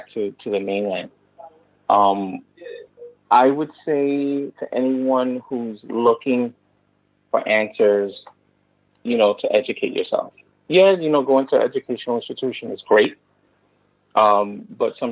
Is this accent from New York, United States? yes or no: yes; New York City, New York, United States; I grew up in the Bronx in 180th and Arthur Avenue. The South Bronx, a couple of blocks away from Cortona Park.